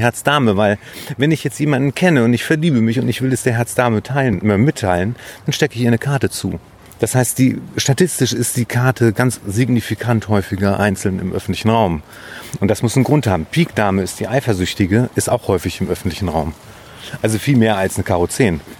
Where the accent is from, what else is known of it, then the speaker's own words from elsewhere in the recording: Bielefeld, North Rhine-Westphalia, Germany; also born or lived in Münster; ich bin in Bielefeld zur Schule gegangen